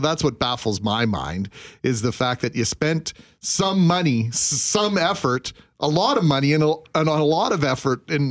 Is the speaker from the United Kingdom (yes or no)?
no; Brandon, Manitoba, Canada; Growing up in Brandon, we had swimming lessons as part of our curriculum